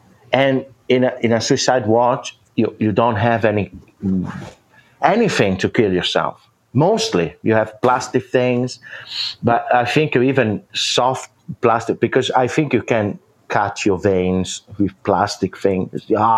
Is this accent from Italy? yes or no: yes; northern Italy, Italy; I'm from Europe. Where in Europe? Italy, north of Italy.